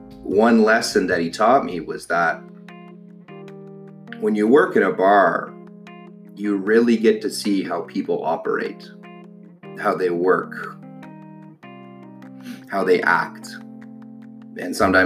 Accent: Ottawa, Ontario, Canada; born and raised in Ottawa, Ontario

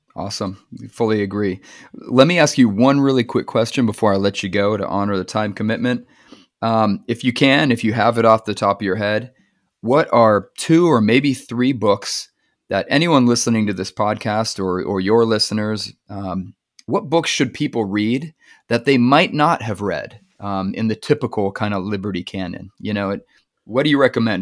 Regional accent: California, United States; being a Californian myself

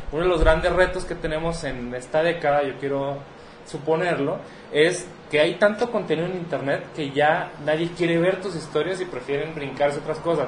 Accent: Mexico; como latinos, como como mexicanos

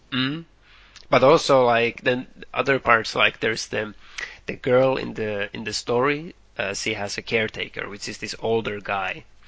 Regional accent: Finland; we grew up in Finland

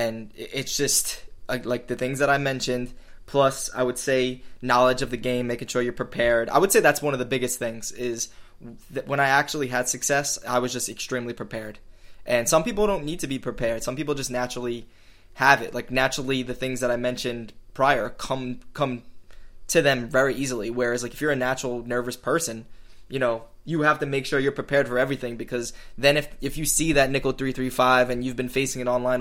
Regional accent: New York, United States; I'm from New York, so I play like in schoolyards and stuff

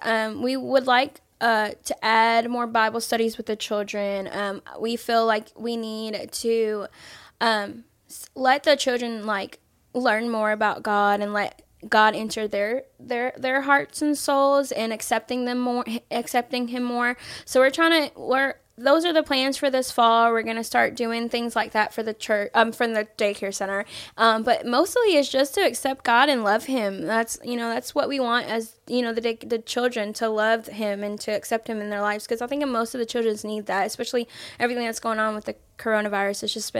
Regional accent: Honduras; born there; also born or lived in Florida; I haven't had a place to call home. Was originally born in Honduras.

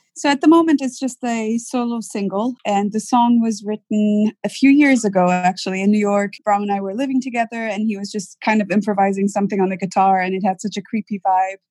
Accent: Lebanon; moved away; I did grow up in Lebanon

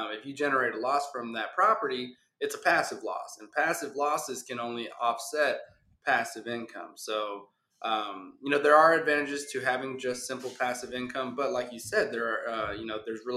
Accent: Houston, Texas, United States; born and raised in Houston, Texas

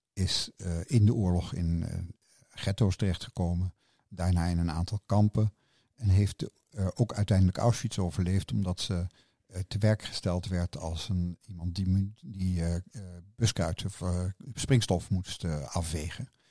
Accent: The Hague, South Holland, Netherlands; moved away as an adult; now in Rotterdam, Netherlands; Ik ben geboren in Den Haag in 1952 op de Dennenweg

